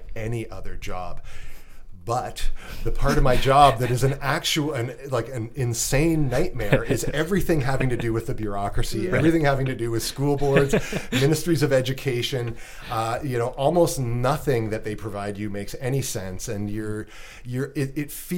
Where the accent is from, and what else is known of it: Canada